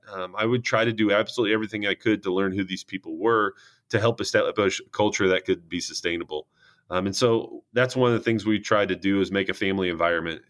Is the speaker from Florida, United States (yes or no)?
no; St. Joseph, Illinois, United States; I came back to uh, my hometown, St. Joe Ogden